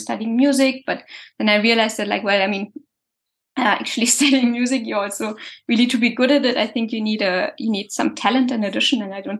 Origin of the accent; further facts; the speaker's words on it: Germany; English is a second language; moved away as an adult; now in France; originally I'm from Germany